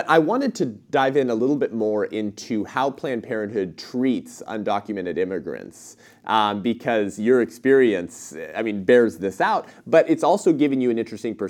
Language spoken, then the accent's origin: English; Southern California, United States; I'm born and raised in Southern California